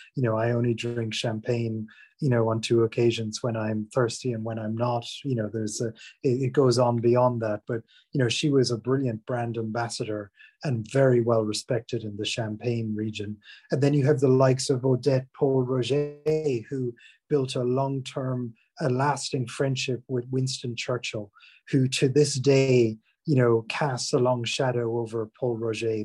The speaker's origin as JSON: {"language": "English", "country": "Ireland", "moved": "as an adult", "lives_now": "England", "said": "I'm from Ireland originally, but have been living in, in England uh, for over 20 years, basically since I, I left college"}